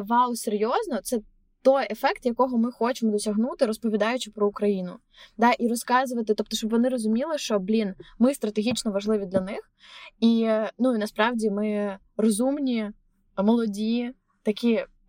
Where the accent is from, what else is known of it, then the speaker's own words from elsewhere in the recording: Chernihiv, Chernihiv Oblast, Ukraine; moved away as an adult; also born or lived in Kyiv, Ukraine / Berlin, Germany; now in New York, United States; я типу поліщучка, я з Чернігова